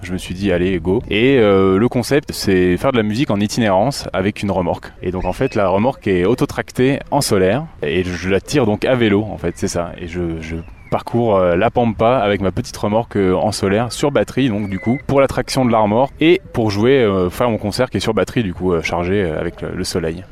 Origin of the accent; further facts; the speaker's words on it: Bourgogne-Franche-Comté, France; j'ai vraiment grandi donc dans le Morvan. Je suis né dans le Morvan et j'ai grandi à la ferme.